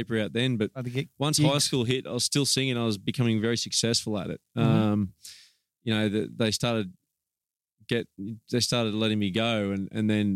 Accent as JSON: {"language": "English", "town": "Gold Coast", "region": "Queensland", "country": "Australia", "tie": "born or raised there", "also_born_or_lived": "Brisbane / Dalby area, Queensland", "moved": "as an adult", "lives_now": "United States"}